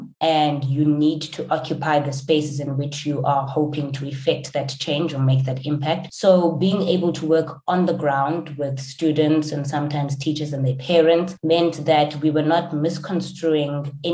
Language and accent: English; rural Eastern Cape, South Africa; Growing up in South Africa, and particularly in the rural Eastern Cape